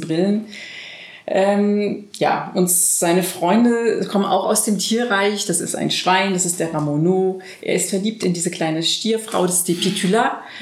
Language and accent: German; France; moved away; als Französin